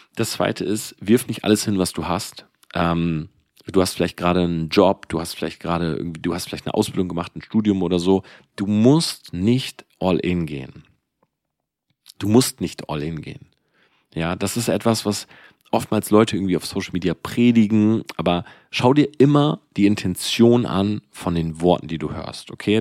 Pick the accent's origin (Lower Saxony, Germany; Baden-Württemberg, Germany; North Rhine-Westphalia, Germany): Lower Saxony, Germany; Delmenhorst; ich komme aus Delmenhorst. Ja, also das ist halt so ein Dorf einfach.